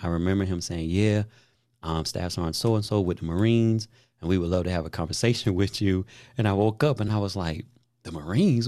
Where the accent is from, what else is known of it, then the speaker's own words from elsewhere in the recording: Daytona Beach, Florida, United States; where I grew up in Daytona Beach